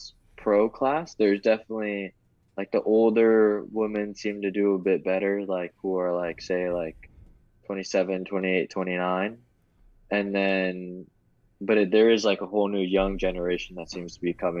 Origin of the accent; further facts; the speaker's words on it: Florida, United States; growing up in Florida